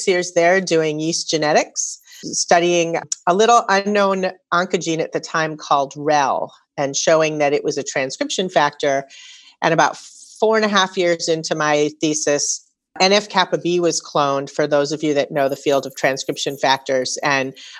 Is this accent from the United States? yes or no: yes; St. Louis Park, Minnesota, United States; moved away; also born or lived in Massachusetts; I grew up in Minnesota and graduated high school in St. Louis Park